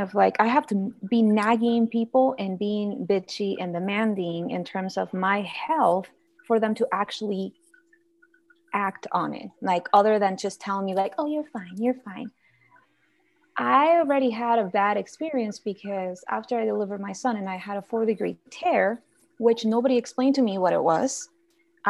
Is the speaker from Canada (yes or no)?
no; Guatemala; now in United States; I'm originally from Guatemala. So I went down to visit my family